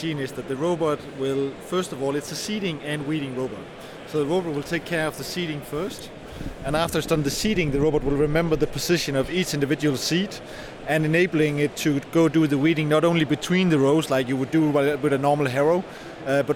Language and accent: English; Denmark; We're from Denmark